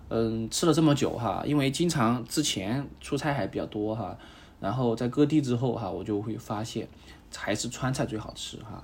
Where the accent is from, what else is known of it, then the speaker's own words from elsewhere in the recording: southern China, China; 作为一个南方人